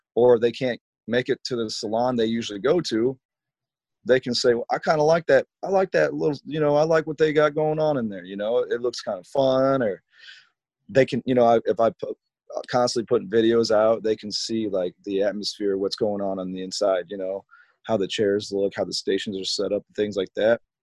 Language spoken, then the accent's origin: English; Rock Island, Illinois, United States; I am from Rock Island, Illinois. I graduated from Rocky in 2003